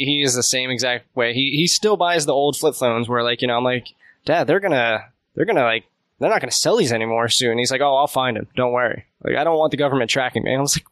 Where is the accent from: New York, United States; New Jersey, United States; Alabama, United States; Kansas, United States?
New Jersey, United States; I grew up in South Jersey